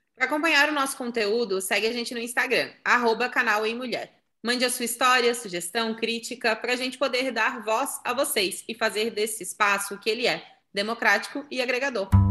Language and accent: Portuguese; Santa Catarina, Brazil; sou de Santa Catarina, noiva